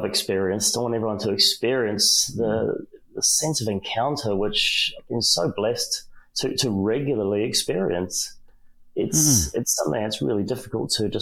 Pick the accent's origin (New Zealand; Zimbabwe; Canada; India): New Zealand; I'm a Kiwi, I'm from New Zealand